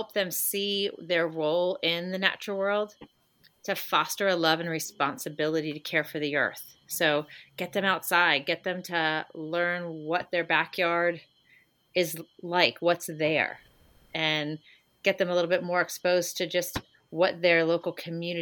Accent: United States; we're kind of behind the eight ball as American parents

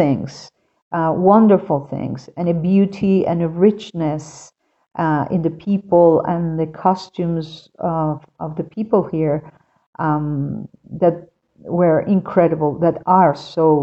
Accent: Caracas, Capital District, Venezuela; moved away as an adult; now in Quito, Ecuador; I am from Caracas, Venezuela, and I have been living for 7 years now in Quito, Ecuador.

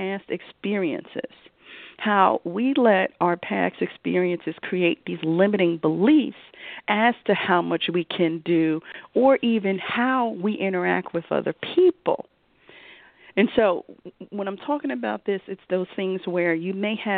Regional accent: Philadelphia, Pennsylvania, United States; I'm from Philly, okay, grown up, raised, you know, Temple, Philly, all things Philly

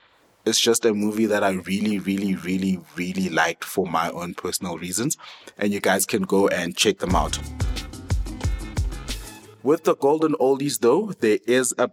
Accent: South Africa; here we are proudly South African

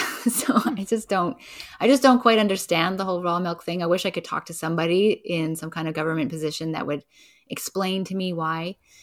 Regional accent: Edmonton, Alberta, Canada; born there; now in Vancouver, Canada; I was born in Edmonton, Alberta. But now I've been in Vancouver for most of my life

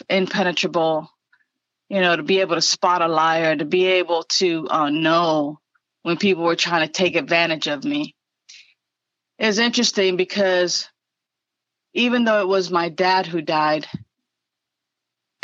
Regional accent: New York City, New York, United States; I was born and raised in the Bronx, and being from the Bronx

